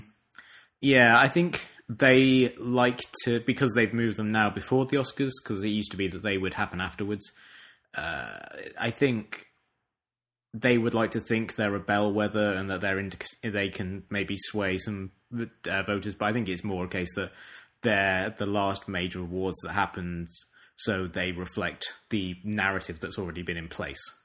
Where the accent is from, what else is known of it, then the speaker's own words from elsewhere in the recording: United Kingdom; moved away; my own country